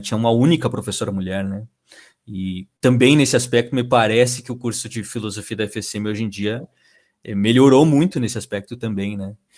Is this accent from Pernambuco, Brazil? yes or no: no; Uruguaiana, Rio Grande do Sul, Brazil; moved away as an adult; also born or lived in Santa Maria; eu sou natural de Uruguaiana